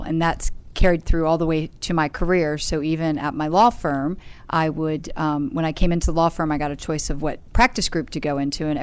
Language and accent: English; Bryantown, Maryland, United States; Bryantown, Maryland